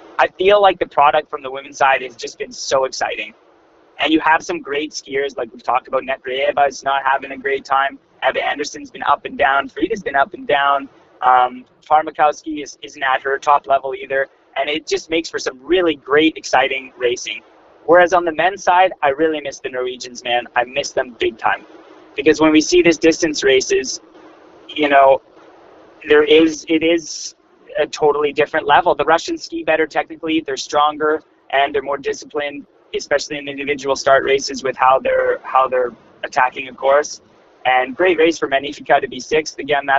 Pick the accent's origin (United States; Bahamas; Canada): Canada; I'm a Canadian